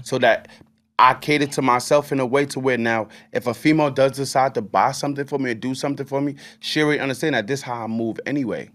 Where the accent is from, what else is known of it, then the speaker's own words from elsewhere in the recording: United States; I'm American